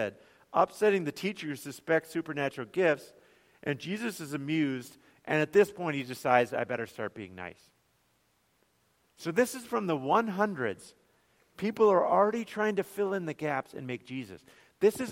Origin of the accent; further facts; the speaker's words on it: Bemidji, Minnesota, United States; I grew up in Bemidji